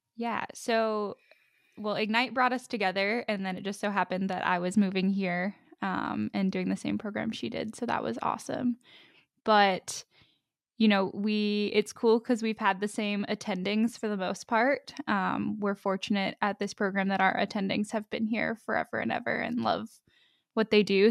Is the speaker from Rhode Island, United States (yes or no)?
no; Pittsburgh, Pennsylvania, United States; also born or lived in Ohio / Columbus, Ohio; now in Columbia, United States; I am originally from Pittsburgh, Pennsylvania